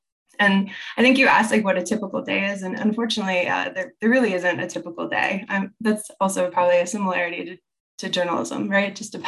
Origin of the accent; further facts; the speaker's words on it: Pittsburgh, Pennsylvania, United States; moved away as an adult; I am originally from Pittsburgh.